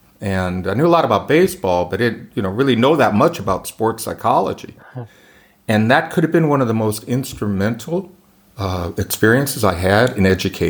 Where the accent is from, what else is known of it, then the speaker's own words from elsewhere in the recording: Southern California, United States; moved away as an adult; also born or lived in Pennsylvania; I'm living in Thousand Oaks, California. We grew up in Southern California